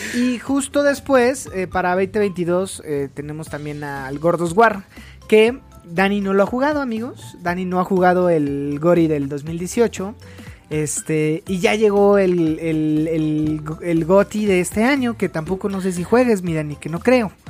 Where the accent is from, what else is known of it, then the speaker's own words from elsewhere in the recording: Mexico City, Mexico; soy del DF